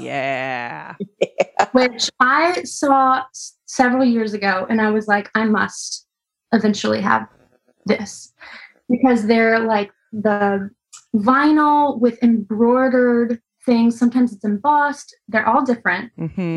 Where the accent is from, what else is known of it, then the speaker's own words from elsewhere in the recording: Texas, United States; moved away; also born or lived in Tennessee; I'm from Texas